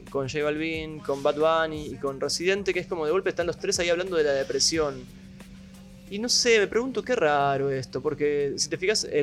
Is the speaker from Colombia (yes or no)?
yes; Colombia; yo soy de Colombia